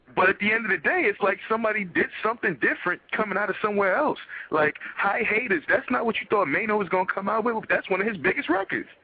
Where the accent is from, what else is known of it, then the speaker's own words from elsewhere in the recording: New York City, New York, United States; I was from the Bronx if I ain't kept saying BX